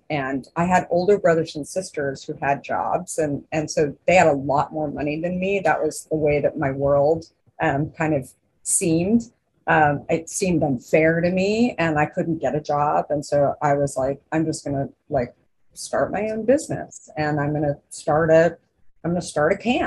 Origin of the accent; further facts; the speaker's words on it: Arizona, United States; also born or lived in New York; now in Northern California, United States; growing up in Arizona, it's very much an indoor outdoor life.